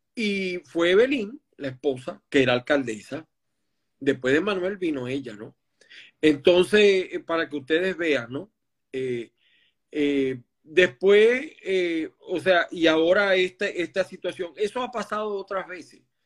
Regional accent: Maracay, Aragua, Venezuela; now in Miami, United States; de Maracay, de mi tierra también, Maracay

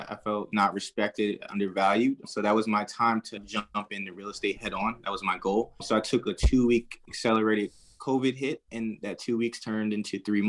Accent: Wilmington, Delaware, United States; moved away as an adult; also born or lived in Alaska / Maple Shade, New Jersey; now in New Jersey, United States; I'm a city guy. I grew up in Wilmington, Delaware, close to Philadelphia. My dad's from Philly. My mom's from Cincinnati. I'm a very city guy.

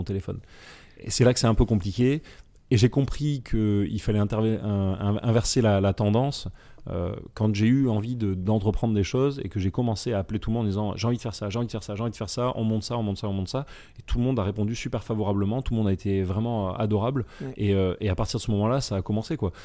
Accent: France; on est français

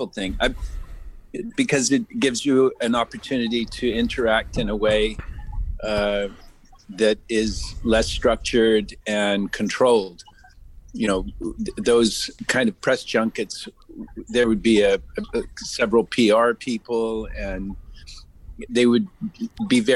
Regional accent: Imperial Beach, California, United States; I grew up in Imperial Beach down by Tijuana.

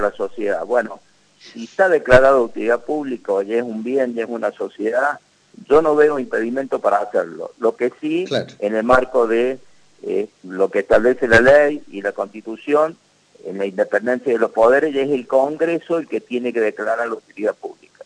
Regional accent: Cruz del Eje, Córdoba, Argentina; soy de Cruz de leche

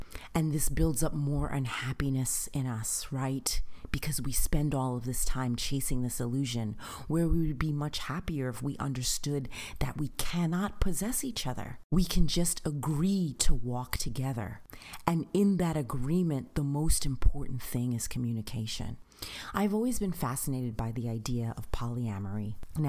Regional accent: Long Island, New York, United States; also born or lived in Queens / New Jersey; I've lived in Queens. I have lived in New Jersey. I am from Long Island. Like, listen, I have moved around.

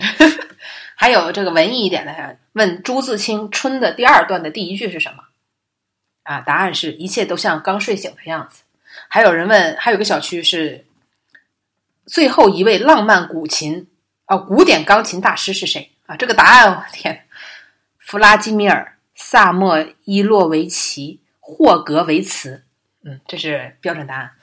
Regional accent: Liaoning, China; now in Shanghai, China; 我老家吧，辽宁

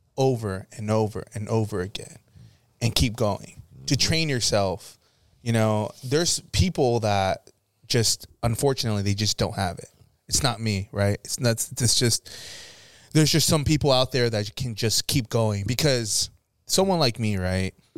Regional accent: Florida, United States; moved away; I grew up in Florida

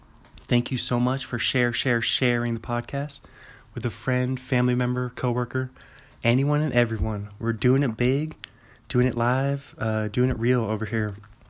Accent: Pullman, Washington, United States; you know that I'm an author from Pullman, Washington.

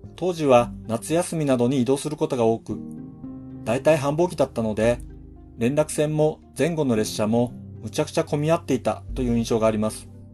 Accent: Hokkaido, Japan; 僕はどさんこなので

